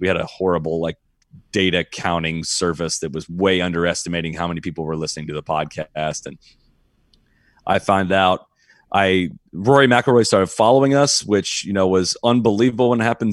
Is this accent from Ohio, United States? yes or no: yes; Dublin, Ohio, United States; I grew up in Dublin, Ohio